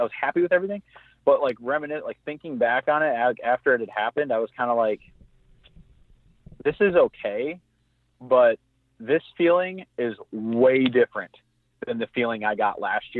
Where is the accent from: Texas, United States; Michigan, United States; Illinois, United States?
Michigan, United States; I mean, again, growing up in Southwest Michigan, and I say big mature, I mean, he's 140 inch 9 pointer.